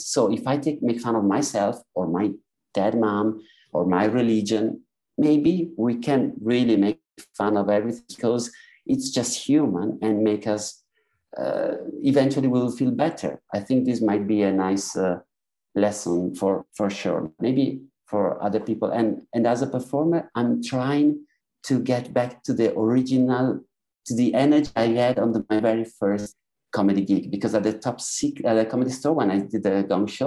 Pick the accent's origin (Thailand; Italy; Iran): Italy; accent: Italian; English is a second language; moved away as an adult; now in London, United Kingdom; I was born in Italy and do stand up in English in London.